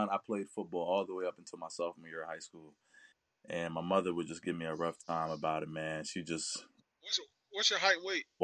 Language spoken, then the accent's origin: English; Pennsylvania, United States; I'm from Pennsylvania.